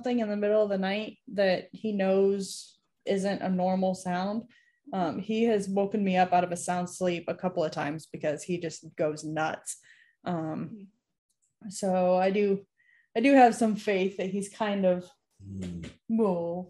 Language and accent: English; New York, United States; where I grew up in New York